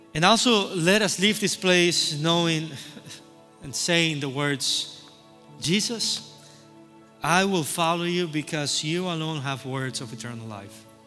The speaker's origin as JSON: {"language": "English", "country": "Cuba", "moved": "yes", "said": "I'm from Cuba"}